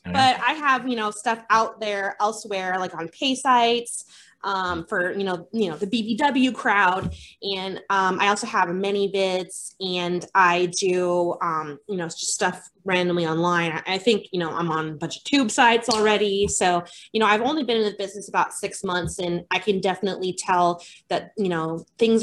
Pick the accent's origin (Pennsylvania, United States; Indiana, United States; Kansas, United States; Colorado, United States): Colorado, United States; I grew up in Colorado